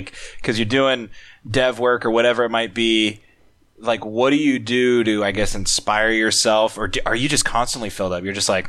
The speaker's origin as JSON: {"language": "English", "region": "Oregon", "country": "United States", "said": "It's like Oregon."}